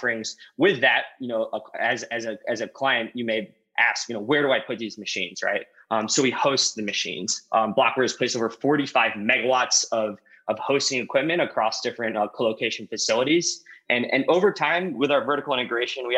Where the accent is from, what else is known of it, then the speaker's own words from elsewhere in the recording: St. Louis, Missouri, United States; I grew up actually in St. Louis, Missouri